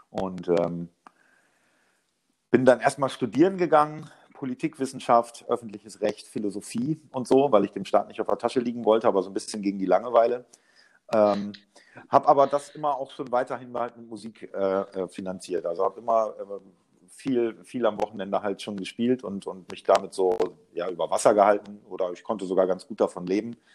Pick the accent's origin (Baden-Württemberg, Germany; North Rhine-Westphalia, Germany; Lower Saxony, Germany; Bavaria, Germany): Lower Saxony, Germany; Osnabrück; born there; geboren in Osnabrück 1980.